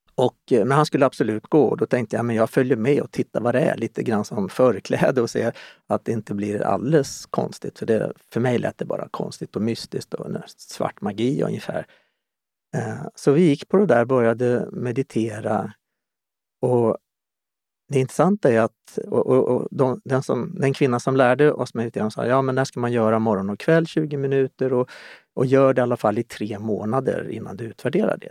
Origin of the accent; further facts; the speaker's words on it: Stockholm, Stockholm County, Sweden; moved away as an adult; also born or lived in Omberg, Östergötland / Kallhäll; Jag är född och uppvuxen i Stockholm